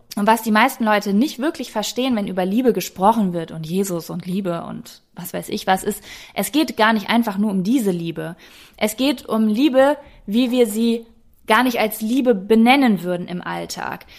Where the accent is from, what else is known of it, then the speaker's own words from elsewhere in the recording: Germany; ich bin Deutsche